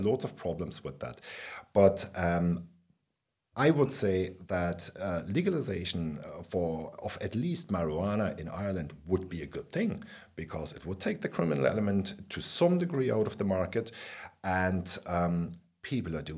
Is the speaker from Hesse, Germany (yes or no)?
no; Berlin, Germany; I grew up in West Berlin in the 70s and 80s